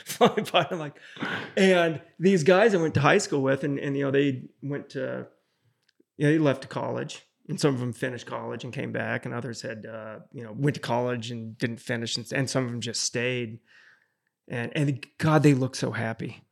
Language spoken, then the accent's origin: English; Jackson, Wyoming, United States; growing up in Jackson.